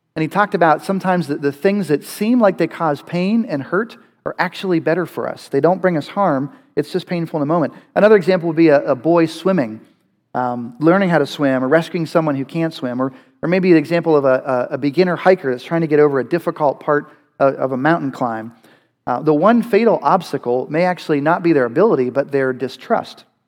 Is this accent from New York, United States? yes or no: no; Western Pennsylvania, United States; I, I grew up in Western Pennsylvania